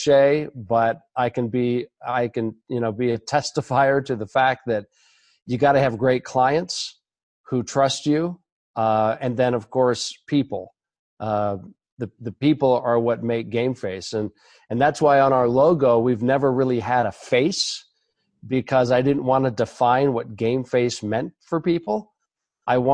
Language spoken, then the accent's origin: English; Portland, Oregon, United States; also born or lived in Los Angeles; I was born and raised in Portland